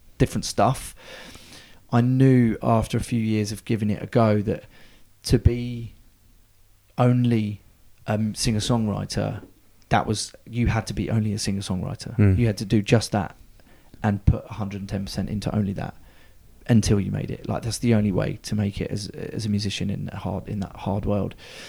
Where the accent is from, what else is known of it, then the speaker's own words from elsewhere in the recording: Bognor Regis, South East England, United Kingdom; I grew up in Bognor Regis down the road.